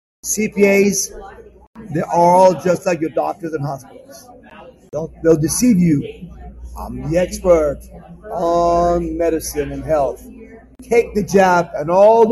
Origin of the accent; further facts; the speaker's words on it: Iran; now in United States; I'm an immigrant from Iran.